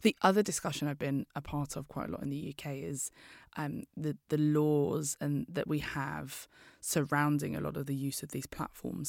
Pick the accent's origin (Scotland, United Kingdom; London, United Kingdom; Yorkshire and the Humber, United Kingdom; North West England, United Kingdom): London, United Kingdom; I'm from East London